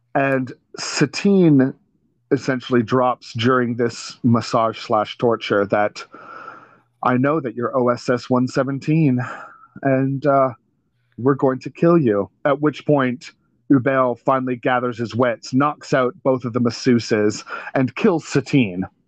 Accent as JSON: {"language": "English", "country": "Canada", "said": "we're Canadian"}